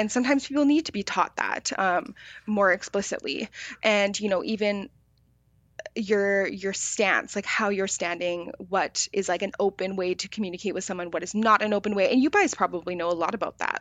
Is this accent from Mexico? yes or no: no; Victoria, British Columbia, Canada; I grew up in Victoria